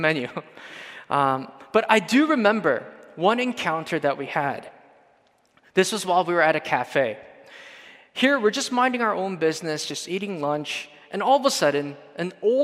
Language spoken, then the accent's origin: English; Canada; we're from Canada